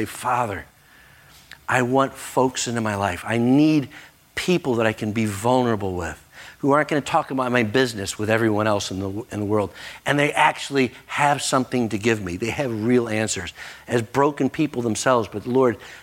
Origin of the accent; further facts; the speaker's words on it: United States; as an American, I recognize I am blessed and highly favored.